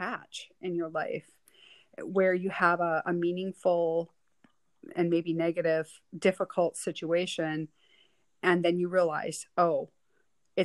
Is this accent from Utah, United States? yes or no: no; Western Wisconsin, United States; moved away as an adult; growing up in Western Wisconsin, you know, my whole life until I was about 25